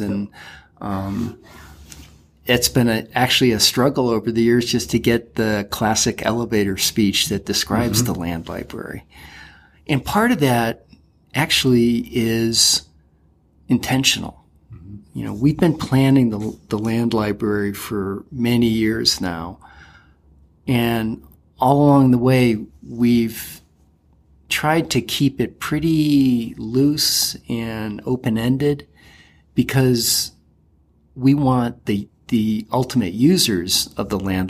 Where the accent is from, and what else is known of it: Connecticut, United States